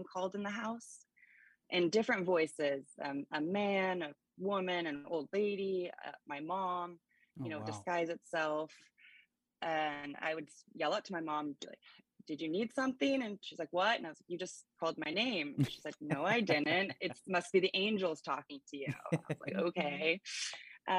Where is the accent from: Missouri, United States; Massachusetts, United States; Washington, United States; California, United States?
Washington, United States; Gig Harbor; I grew up in Gig Harbor